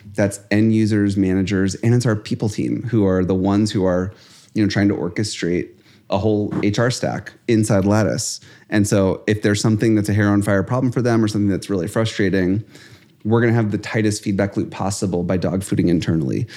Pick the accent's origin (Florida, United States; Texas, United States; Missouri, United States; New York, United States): Missouri, United States; St. Louis; We grew up in Saint Louis.